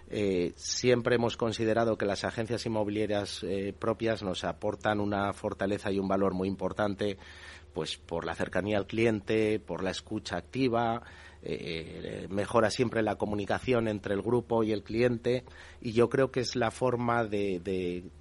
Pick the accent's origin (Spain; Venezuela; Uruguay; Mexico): Spain; Castile; nosotros somos castellanos de nacimiento, por supuesto, Castilla es una comunidad autónoma maravillosa, seguiremos trabajando allí